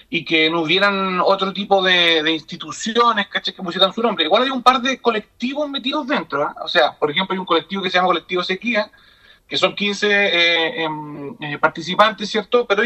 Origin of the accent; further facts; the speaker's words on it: La Ligua, Valparaíso, Chile; yo soy de la Ligua.